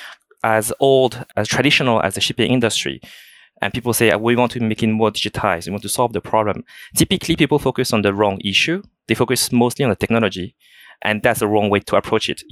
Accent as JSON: {"language": "English", "country": "France", "tie": "born or raised there", "also_born_or_lived": "China / United States / Hong Kong", "accent": "thick French", "moved": "as an adult", "said": "So I was born in China. I grew up in France, hereby a quite thick French accent"}